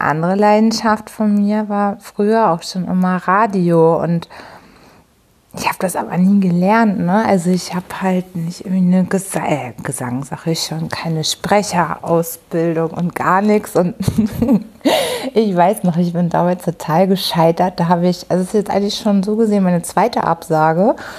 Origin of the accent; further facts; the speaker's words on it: Hamburg, Germany; ich komme aus Hamburg